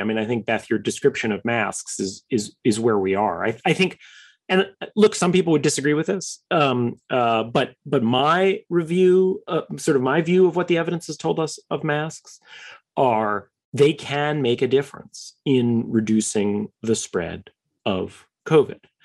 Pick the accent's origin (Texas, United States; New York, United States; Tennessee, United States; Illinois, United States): New York, United States; I am a New Yorker by birth, third generation New Yorker.